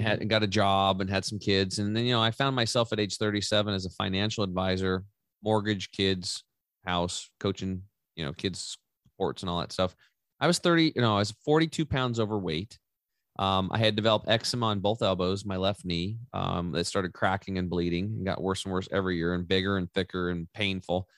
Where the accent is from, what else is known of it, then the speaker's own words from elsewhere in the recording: Eastern Oregon, United States; I grew up over in Eastern Or-, Oregon on a cattle and hay farm